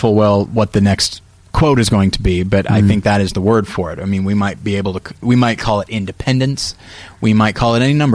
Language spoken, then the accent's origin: English; United States; we're American